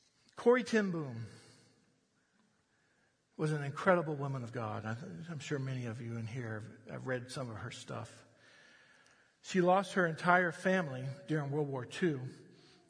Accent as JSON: {"language": "English", "country": "United States", "said": "I'm an American"}